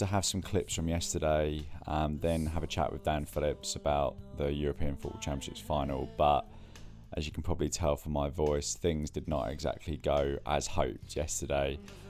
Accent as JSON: {"language": "English", "region": "England", "country": "United Kingdom", "tie": "born or raised there", "said": "being born English"}